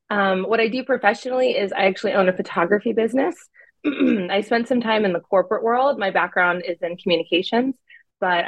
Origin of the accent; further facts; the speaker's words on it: California, United States; born there; also born or lived in Arizona / Pennsylvania; So um, I was born in California. We moved to Arizona a little bit, and then back to California, and then we all ended up in Pennsylvania.